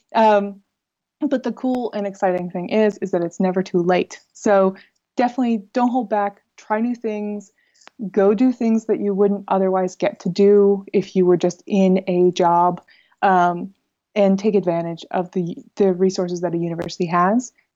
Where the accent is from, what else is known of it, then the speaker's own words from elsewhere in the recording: United States; moved away as an adult; also born or lived in Netherlands; now in Groningen, Netherlands; I'm an American in the Netherlands